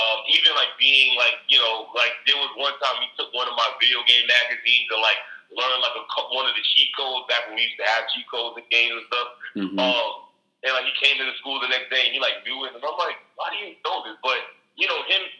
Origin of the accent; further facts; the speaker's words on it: New York City, New York, United States; I grew up born and raised in Brooklyn